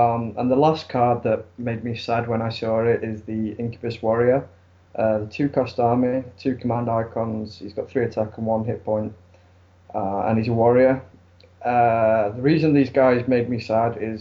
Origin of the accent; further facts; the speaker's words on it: Sheffield, Yorkshire and the Humber, United Kingdom